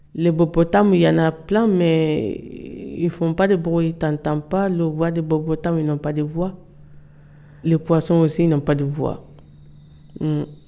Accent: Velingara, Kolda, Senegal; French is a second language; now in France; Je viens de Sénégal. Euh, mon village s'appelle Velingara.

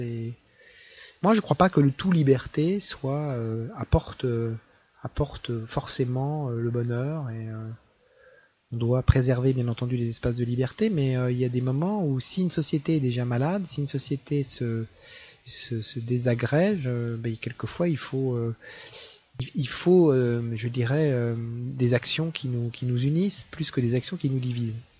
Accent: Caen, Normandy, France; Moi, j'ai grandi à Caen.

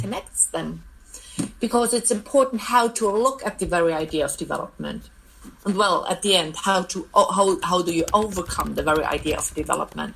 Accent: East Germany, Germany; I'm from, I grew up in East Germany

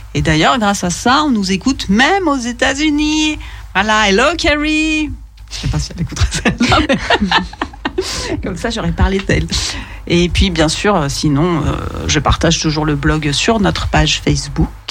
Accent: Lyon, Auvergne-Rhône-Alpes, France; quand on est lyonnais

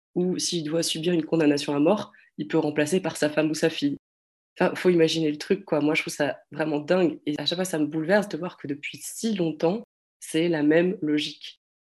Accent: France; je suis française

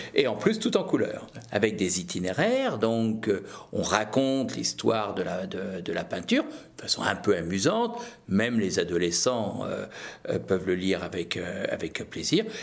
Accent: Brittany, France; je suis breton.

